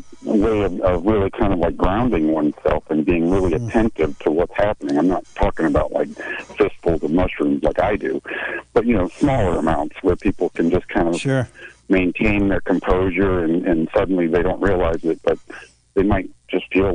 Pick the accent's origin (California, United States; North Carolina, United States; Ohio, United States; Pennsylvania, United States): California, United States; also born or lived in Cleveland; I've lived in Cleveland. That's kind of where my family's from, even though I was born here in California